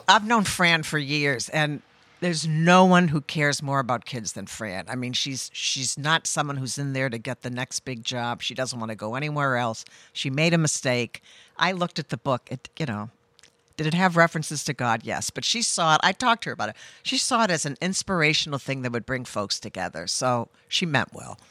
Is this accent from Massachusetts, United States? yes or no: yes; Cape Cod, Massachusetts, United States; moved away as an adult; also born or lived in Oregon; now in Rhode Island, United States; I grew up on the Cape and went to college in Oregon